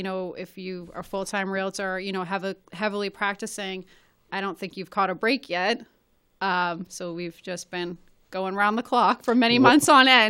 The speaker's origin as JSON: {"language": "English", "town": "Malden", "region": "Massachusetts", "country": "United States", "tie": "born or raised there", "said": "But since then, I grew up in Forestdale, and I bought two homes there, one I'm currently renovating"}